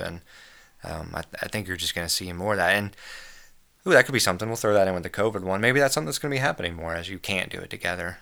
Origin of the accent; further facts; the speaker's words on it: United States; As an American